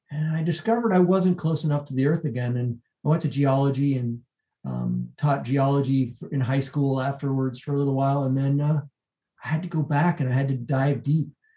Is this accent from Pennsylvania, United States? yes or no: no; Massachusetts, United States; moved away as an adult; also born or lived in Boston, Massachusetts; now in Denver, United States; I grew up in Massachusetts, which is not quite, you know, it's a little bit south of New Hampshire and along the coast, a fishing town.